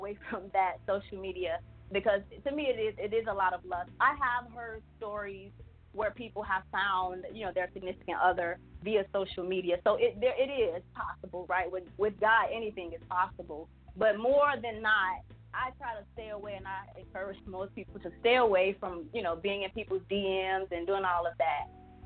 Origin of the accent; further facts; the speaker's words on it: Chicago, Illinois, United States; I'm from Chicago